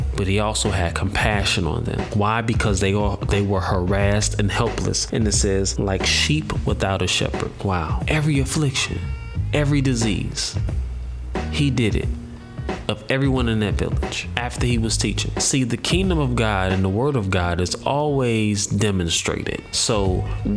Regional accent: St. Louis, Missouri, United States; I'm from St. Louis

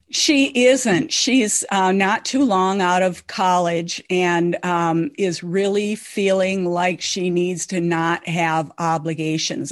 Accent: Lake of the Woods, northern Minnesota, United States; I grew up on Lake of the Woods in northern Minnesota

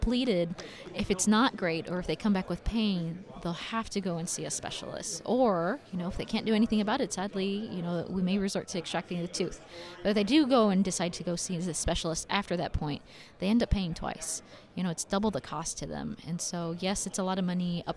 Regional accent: El Paso, Texas, United States; So growing up in El Paso, I saw a lot of family members and friends who couldn't afford to go and see a dentist

